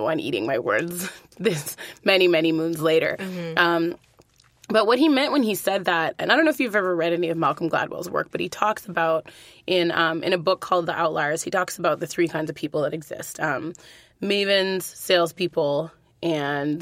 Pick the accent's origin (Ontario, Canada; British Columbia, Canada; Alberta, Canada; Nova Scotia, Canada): Alberta, Canada; Edmonton; I'm from Edmonton originally